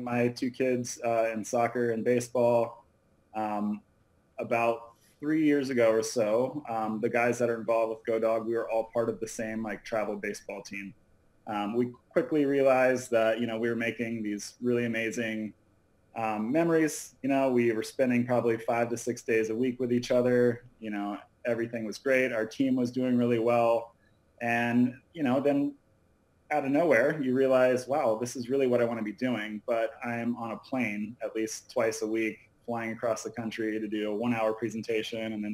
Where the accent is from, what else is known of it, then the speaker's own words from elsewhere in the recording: Tallahassee, Florida, United States; now in Los Angeles, United States; I'm from Florida originally.